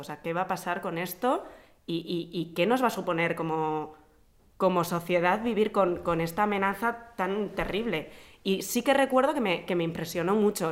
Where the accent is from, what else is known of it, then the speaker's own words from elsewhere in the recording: Vitoria-Gasteiz, Basque Country, Spain; moved away as an adult; also born or lived in Madrid; nací en Vitoria y viví en Vitoria hasta que me vine a vivir a Madrid para estudiar la carrera